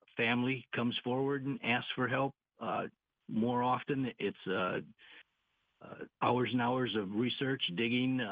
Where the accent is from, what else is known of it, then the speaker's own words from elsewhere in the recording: Whitehall, Michigan, United States; We put on concerts in my hometown in Whitehall